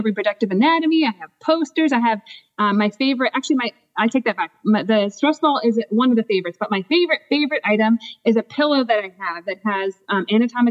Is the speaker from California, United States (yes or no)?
no; Washington, District of Columbia, United States; moved away as an adult; now in New Jersey, United States; I am originally from the Washington, D.C. area